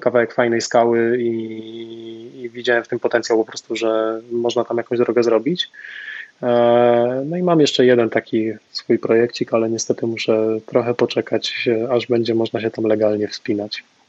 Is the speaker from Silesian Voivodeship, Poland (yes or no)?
yes; Częstochowa, Silesian Voivodeship, Poland; pochodzę z Częstochowy